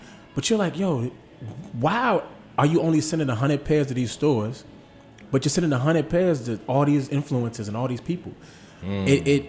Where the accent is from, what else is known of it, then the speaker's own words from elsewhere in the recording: Fort Washington, Maryland, United States; also born or lived in Bethesda, Maryland; I grew up in Fort Washington, Maryland.